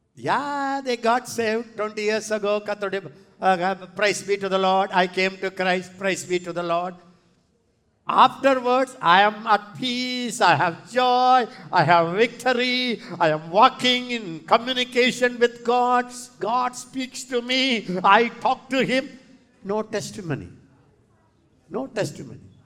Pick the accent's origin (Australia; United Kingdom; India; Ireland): India; I am from India